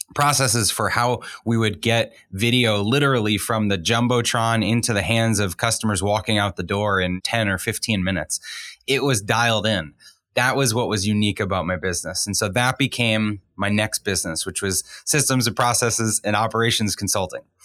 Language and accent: English; Boston, Massachusetts, United States; I grew up in the Boston area